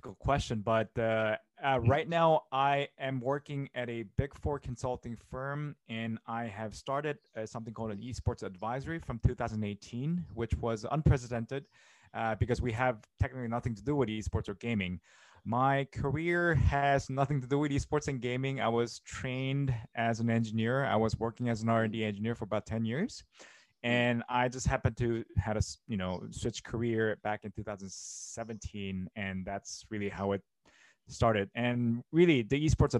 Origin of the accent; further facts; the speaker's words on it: South Korea; moved away as an adult; now in Tokyo, Japan; I'm originally coming from South Korea, and from my point of view, it really started from in the 90s, and I was growing up there with, you know, StarCraft